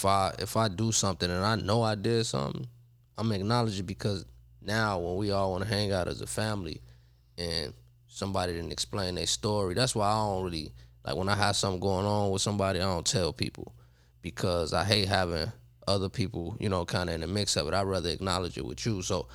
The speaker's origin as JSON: {"language": "English", "town": "Chicago", "region": "Illinois", "country": "United States", "lives_now": "Los Angeles, United States", "said": "I'm not from L.A., but I'm sort of like an L.A. guy."}